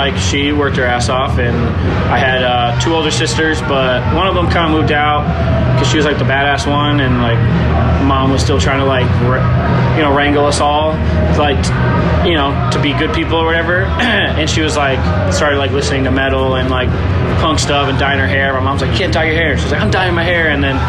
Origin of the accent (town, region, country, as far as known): Massachusetts, United States; moved away as an adult; now in California, United States